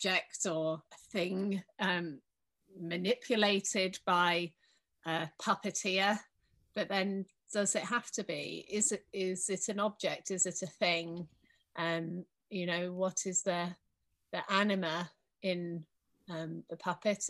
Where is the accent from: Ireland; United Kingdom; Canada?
United Kingdom; Wales; I'm from Wales, from the UK originally